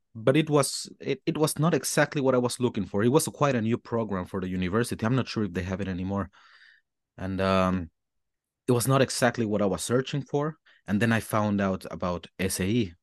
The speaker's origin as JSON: {"language": "English", "country": "Mexico", "tie": "born or raised there", "also_born_or_lived": "Melbourne, Australia / Germany", "second_language": "English", "moved": "as an adult", "lives_now": "Berlin, Germany", "said": "I was fortunate enough in my school in Mexico to start learning English since a very, very young age"}